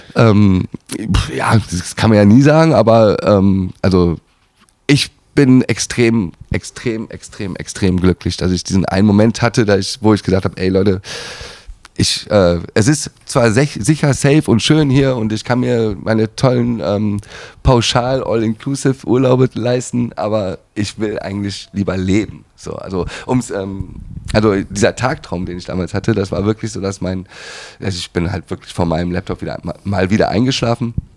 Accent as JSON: {"language": "German", "town": "Schwalmtal", "region": "North Rhine-Westphalia", "country": "Germany", "tie": "born or raised there", "also_born_or_lived": "Düsseldorf", "moved": "yes", "said": "in mein Heimatdorf nach Waldnil, Schwalmtal Waldnil gezogen"}